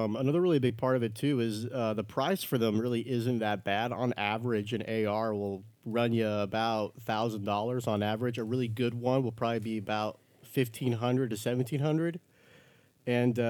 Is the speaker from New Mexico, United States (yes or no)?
yes; New Mexico, United States; I still have people who miss the new part of New Mexico, and they think I say I'm from Mexico, and they're like, oh, how are you here?